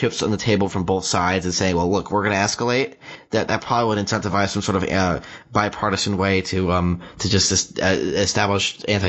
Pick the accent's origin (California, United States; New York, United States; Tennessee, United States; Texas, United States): New York, United States; I am from New York